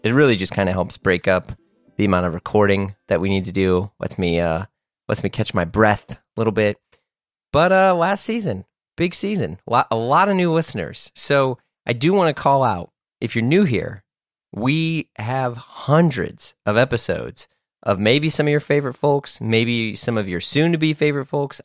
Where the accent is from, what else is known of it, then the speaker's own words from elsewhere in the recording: St. Louis, Missouri, United States; I grew up in Saint Louis, Missouri